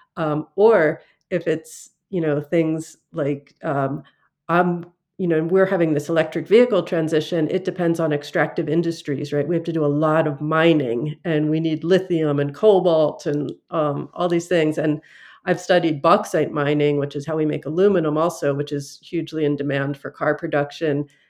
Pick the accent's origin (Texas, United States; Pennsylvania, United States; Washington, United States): Pennsylvania, United States; Philadelphia; my origins in Philadelphia.